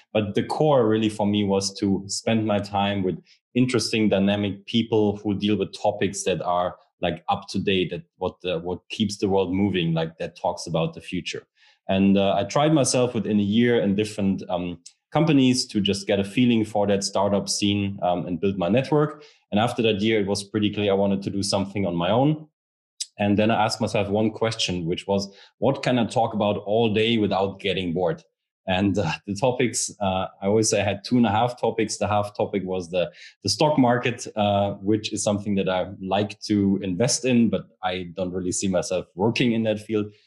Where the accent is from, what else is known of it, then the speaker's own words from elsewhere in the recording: Rhineland, Germany; I'm from the Rhineland region in Germany